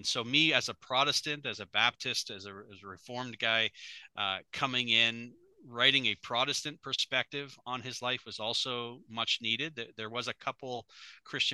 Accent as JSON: {"language": "English", "country": "Canada", "said": "I am a Canadian as well, if people haven't recognized my accent"}